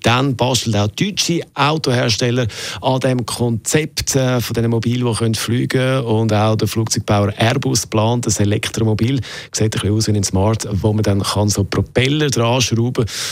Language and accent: German; Switzerland; bei uns in der Schweiz